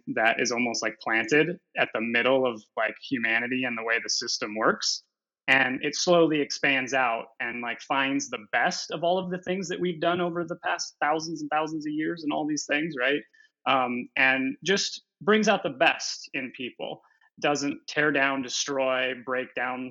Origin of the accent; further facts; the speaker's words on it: Montana, United States; I'm from Montana